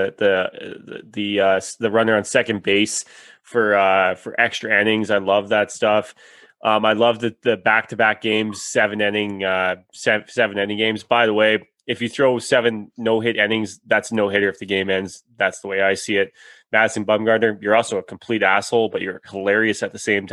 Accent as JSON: {"language": "English", "town": "Prince George", "region": "British Columbia", "country": "Canada", "tie": "born or raised there", "said": "when I was growing up in Prince George"}